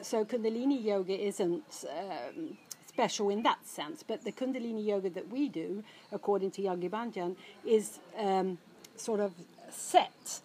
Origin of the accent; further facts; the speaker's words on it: Stockholm, Stockholm County, Sweden; I, I, I, was brought up in Stockholm, or as a teenager, I was brought up in Stockholm